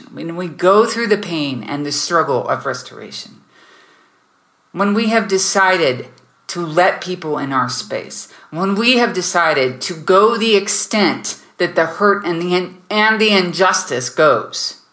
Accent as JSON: {"language": "English", "country": "United States", "tie": "born or raised there", "moved": "yes", "lives_now": "Germany", "said": "I'm not there in America, I'm in Germany, but I was raised in America"}